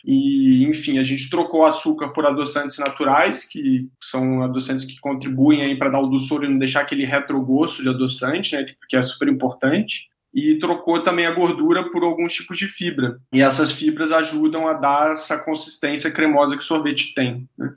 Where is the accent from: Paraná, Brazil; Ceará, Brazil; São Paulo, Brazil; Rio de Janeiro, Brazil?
Rio de Janeiro, Brazil; interior of Rio de Janeiro state, Brazil; also born or lived in Chicago; Eu sou do interior do Rio e quando era criança, os meus pais tinham uma sorveteria, aquelas bem tradicionais de cidade pequena. Então eu cresci tomando sorvete